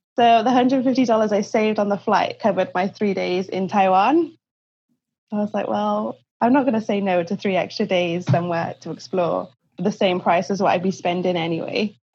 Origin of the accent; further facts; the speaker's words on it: Cardiff, Wales, United Kingdom; moved away as an adult; also born or lived in China / Australia; now in Vancouver, Canada; I'm originally from Cardiff in Wales in the UK.